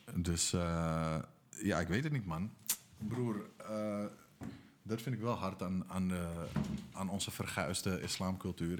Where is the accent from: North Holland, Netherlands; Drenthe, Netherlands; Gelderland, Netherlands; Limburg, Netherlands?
North Holland, Netherlands; Amsterdam; Amsterdam-Noord, waar ik vandaan kom